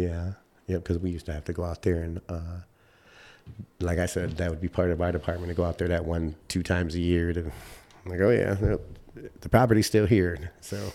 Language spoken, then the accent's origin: English; Chicago, Illinois, United States; moved away as an adult; also born or lived in Grand Rapids, Michigan / Wisconsin; now in Michigan, United States; I grew up in Chicago